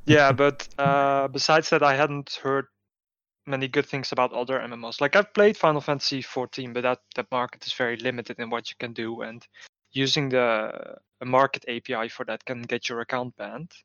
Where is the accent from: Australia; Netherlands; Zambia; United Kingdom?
Netherlands; I'm from the Netherlands